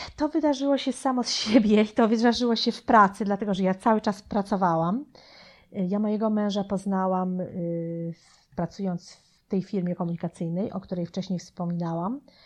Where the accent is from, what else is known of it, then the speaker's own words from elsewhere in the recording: Poland; moved away as an adult; also born or lived in New Jersey, United States; now in United States; ja byłam bardzo młoda, jak wyjechałam z Polski, miałam wtedy 19 lat